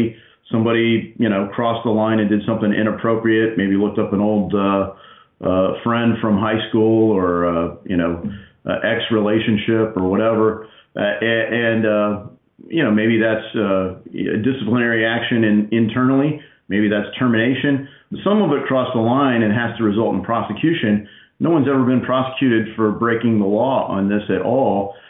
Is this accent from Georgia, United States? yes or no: no; Ohio, United States; I'm a conservative from Southwest Ohio.